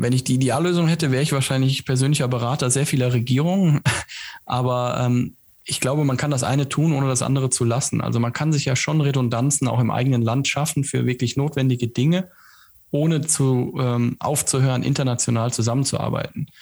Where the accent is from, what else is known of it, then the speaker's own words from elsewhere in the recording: Germany; bei uns in Deutschland